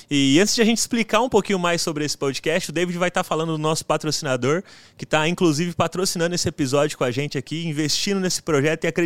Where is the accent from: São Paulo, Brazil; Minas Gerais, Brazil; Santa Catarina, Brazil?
São Paulo, Brazil; José Bonifácio; E ainda mais na minha cidade, que eu sou lá de José Bonifácio, é interiorzão, cara.